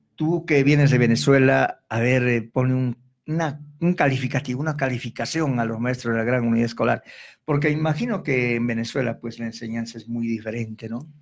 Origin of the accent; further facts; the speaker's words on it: Arequipa, Peru; Nosotros los arequipeños